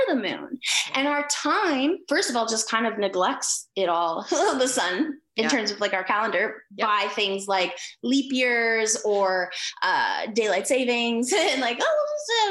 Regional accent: Canada; I'm Canadian

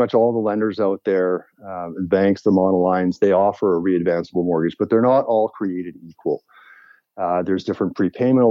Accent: Vancouver, British Columbia, Canada; also born or lived in Halifax / China; now in Victoria, Canada; Born in Halifax, raised in Vancouver, went to UVic

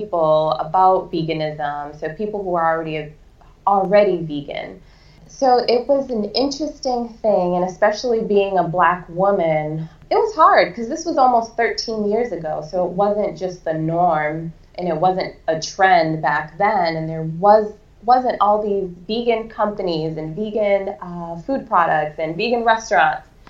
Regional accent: Boston, Massachusetts, United States; I grew up in Boston, so I was a city girl

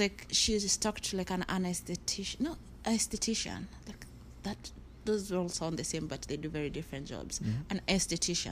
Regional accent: Kenya; moved away as an adult; now in United States; growing up in Kenya

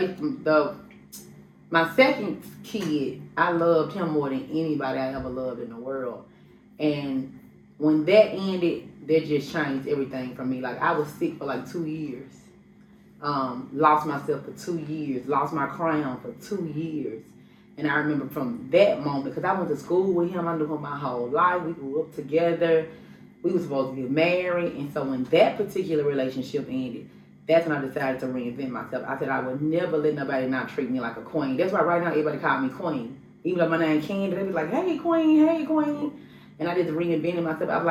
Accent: Memphis, Tennessee, United States; I'm from Memphis, Tennessee

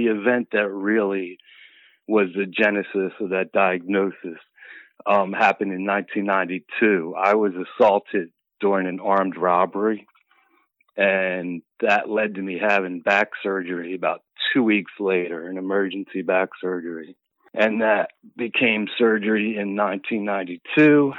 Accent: Philadelphia, Pennsylvania, United States; Philly, all 54 years in Philadelphia, born and raised

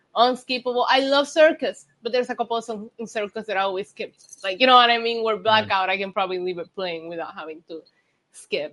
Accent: Puerto Rico; English is a second language; I grew up in Puerto Rico

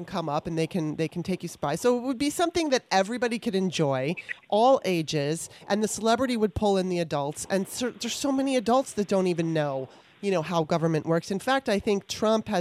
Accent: California, United States; now in Maryland, United States; I grew up on both coasts, right? I was in California for the most of my life I was in California. And I was born in Maryland and now I'm back in Maryland

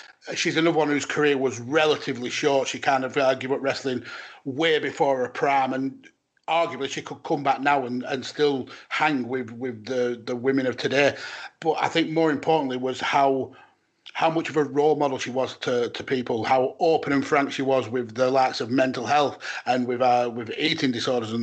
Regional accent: Lancashire, North West England, United Kingdom; accent: thick Lancashire; my thick Lancashire accent

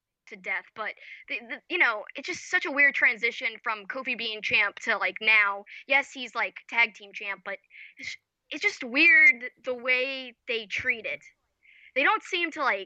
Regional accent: United States; As an American

